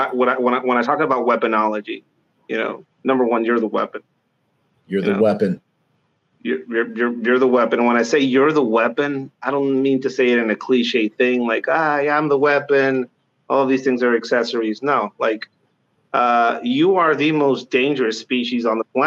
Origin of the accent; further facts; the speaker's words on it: Tijuana, Baja California, Mexico; moved away as an adult; now in United States; I grew up tagging in Mexico, Tijuana specifically